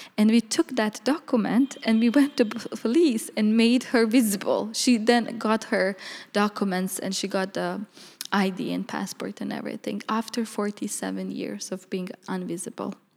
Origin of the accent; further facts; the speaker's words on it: Bihać, Federation of Bosnia and Herzegovina, Bosnia & Herzegovina; moved away as an adult; also born or lived in Banja Luka, Bosnia / New York, United States; now in Amsterdam, Netherlands; originally I'm from Bosnia, in a small town called Bihac, from the village Różyca. It's Roma village. And, uh, I grew up basically there